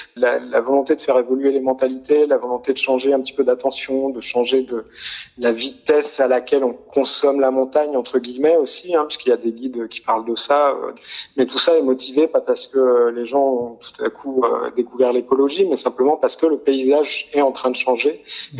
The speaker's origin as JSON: {"language": "French", "area": "near Grenoble", "region": "Auvergne-Rhône-Alpes", "country": "France", "tie": "born or raised there", "moved": "yes", "said": "j'ai grandi euh, près de Grenoble"}